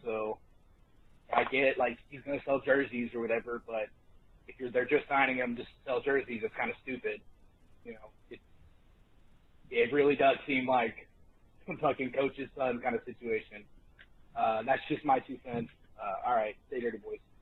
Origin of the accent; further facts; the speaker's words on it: Tennessee, United States; I'm from Tennessee